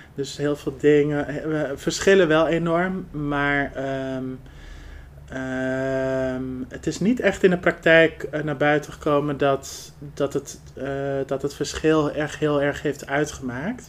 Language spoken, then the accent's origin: Dutch; Netherlands; Ik ben van huis uit half Marokkaans en half Arbaans, maar mhm. wel geboren en getogen in Nederland.